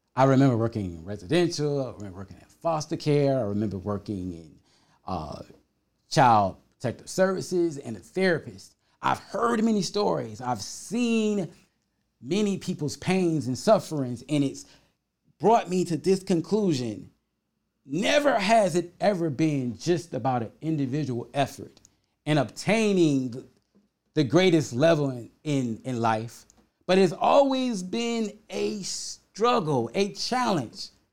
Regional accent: South Carolina, United States; When I was a young boy growing up in the South

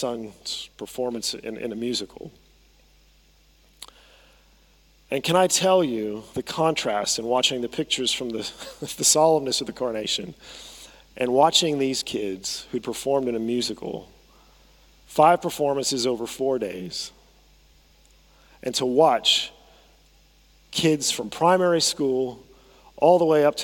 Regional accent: United States; I say that as an American

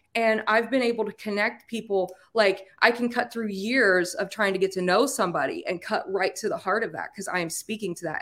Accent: Appalachia, United States; accent: hard R's; I'm Appalachian. I got the hard R's at the end

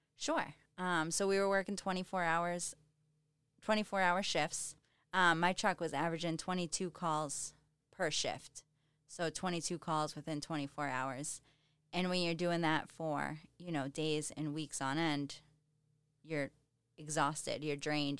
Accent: Halifax, Massachusetts, United States; moved away as an adult; now in Weymouth, United States; I'm originally from Halifax. I live in Weymouth now

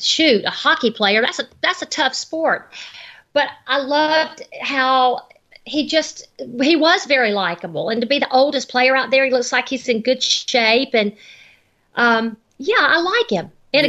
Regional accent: the South, United States; now in Henderson, United States; Henderson, Nevada now. But when he says McDonald's and Walmart and Sears and naming all these companies that I grew up with in the South, I thought, that's my kind of guy right there.

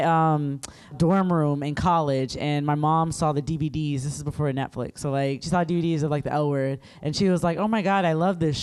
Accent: South Carolina, United States; I'm from South Carolina

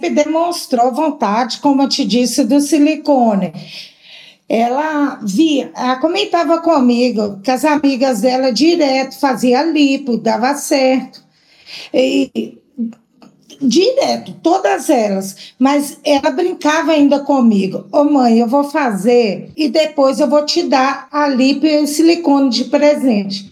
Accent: João Monlevade, Minas Gerais, Brazil; Nós somos de João Levade

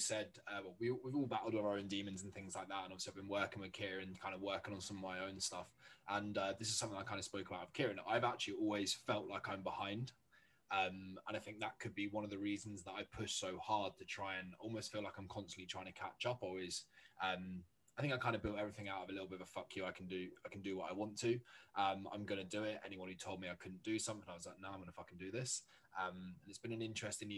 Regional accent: Jersey; I come from Jersey, a tiny little 9x5 island

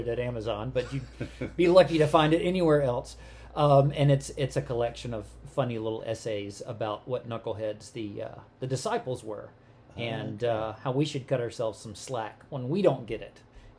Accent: South Georgia, United States; we are both from South Georgia, just different sides of South Georgia.

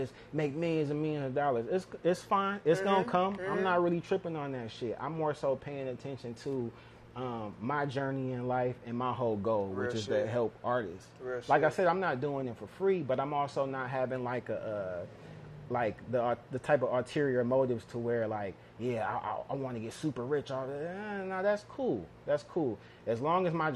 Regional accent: Cleveland, Ohio, United States; I'm from Cleveland

